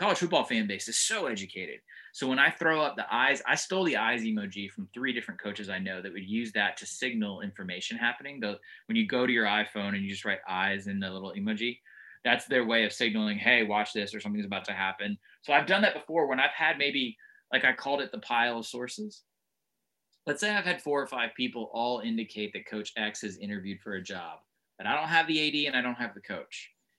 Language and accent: English; Northeast, United States; also born or lived in South; I was raised by virtue of what my dad did in the Northeast for a long time, even though I'm from the South.